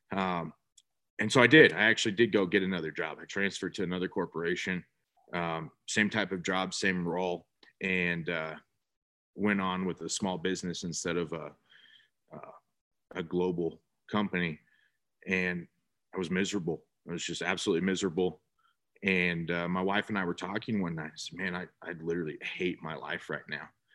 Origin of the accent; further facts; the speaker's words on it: North Bay, California, United States; moved away as an adult; now in San Antonio, United States; born and raised in California, actually, North Bay.